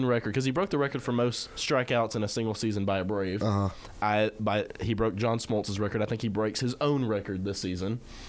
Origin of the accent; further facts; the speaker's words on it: Memphis, Tennessee, United States; Because I'm from Memphis.